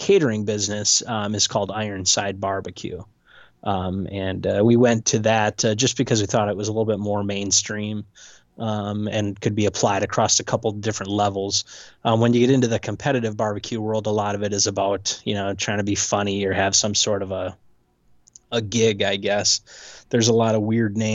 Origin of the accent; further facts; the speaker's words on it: Portage, Wisconsin, United States; I grew up in the dirty souths of Portage, Wisconsin.